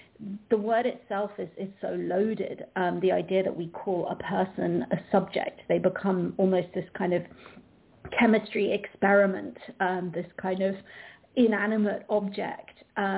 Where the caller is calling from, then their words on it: London, United Kingdom; I'm calling in from London